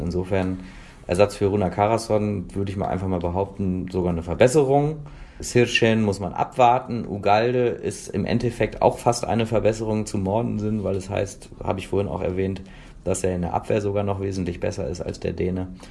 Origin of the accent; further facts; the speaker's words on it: Hanover, Lower Saxony, Germany; ich komme aus Hannover